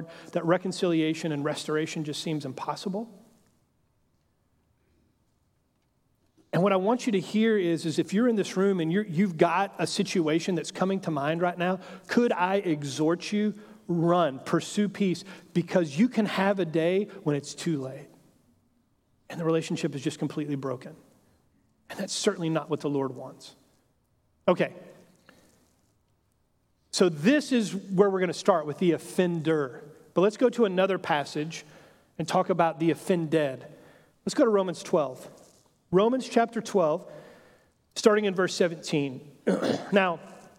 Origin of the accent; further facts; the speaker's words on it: Texas, United States; I grew up in Texas, and so kind of Western heritage and culture has always been something that has kind of fascinated my imagination